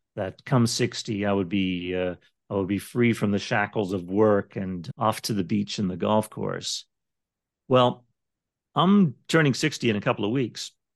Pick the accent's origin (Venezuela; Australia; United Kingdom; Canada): Canada; moved away as an adult; now in Las Vegas, United States; I'm from Canada originally